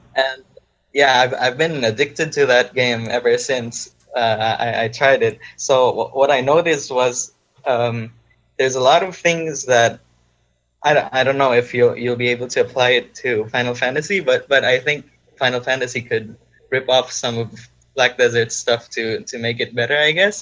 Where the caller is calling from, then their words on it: Philippines; I'm actually calling from the Philippines, and it's like 6 a.m. right here